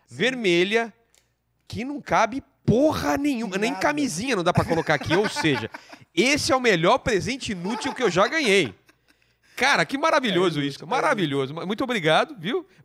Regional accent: ABC Paulista, São Paulo, Brazil

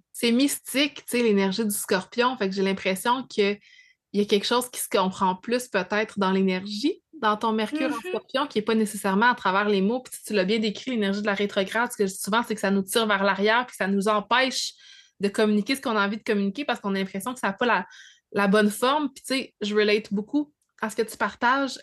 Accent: Abitibi, Quebec, Canada; moved away; je viens de l'Abitibi, parce que j'ai un accent

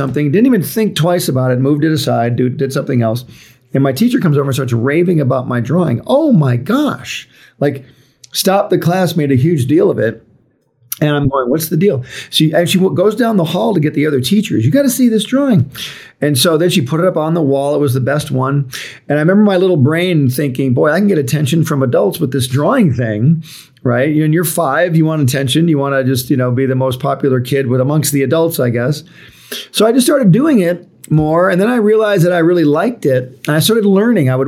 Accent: Highland Park, Michigan, United States; I was born in Highland Park, Michigan, which is near Detroit

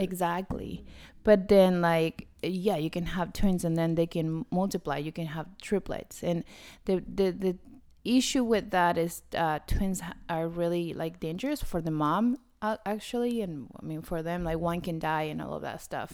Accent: Argentina; moved away; I'm from Argentina

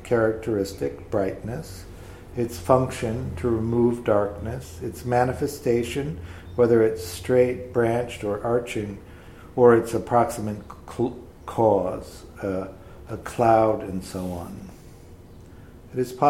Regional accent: Tornado Alley, Midwest, United States; I grew up in the Midwest, in Tornado Alley

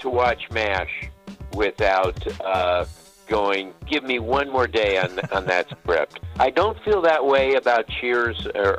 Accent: Los Angeles, California, United States; I grew up in Los Angeles

